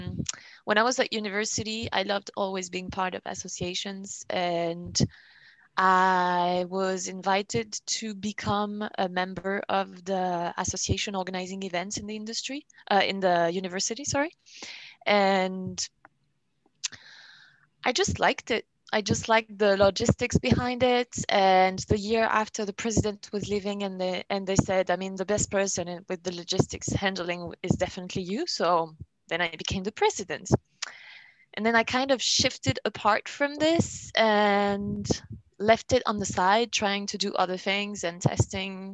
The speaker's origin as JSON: {"language": "English", "country": "France", "accent": "French", "second_language": "English", "said": "I am French"}